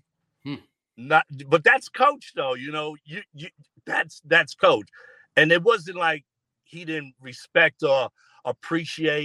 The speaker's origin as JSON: {"language": "English", "town": "New York City", "region": "New York", "country": "United States", "tie": "born or raised there", "said": "I'm from Long Island City. I'm from right near the 59th Street Bridge. So for me, a Queens kid"}